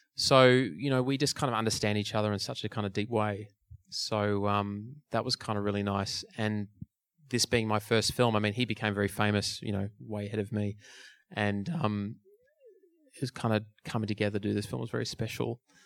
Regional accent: Melbourne, Victoria, Australia; my hometown. … was playing in Melbourne

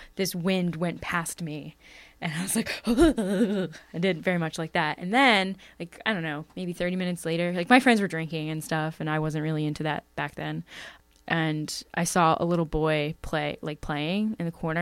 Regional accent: Bucks County, Pennsylvania, United States; where I grew up in Bucks County is pretty spooky.

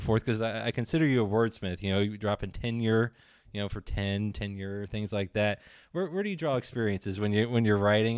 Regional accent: Appalachia, West Virginia, United States; I grew up in West Virginia, Appalachia

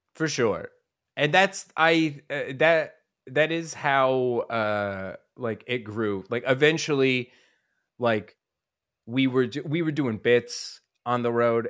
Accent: Denver, Colorado, United States; also born or lived in Rochester, New York; I grew up in Colorado

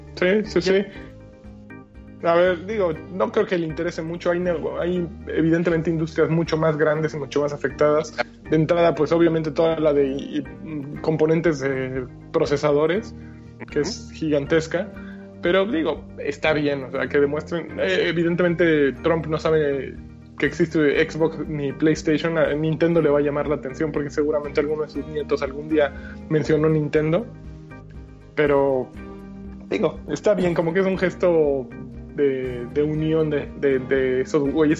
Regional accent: Mexico; now in Germany; los mexicanos

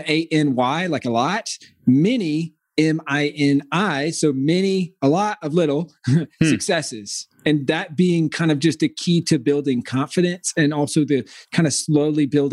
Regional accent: rural South Carolina, United States; I grew up in the middle of nowhere, South Carolina

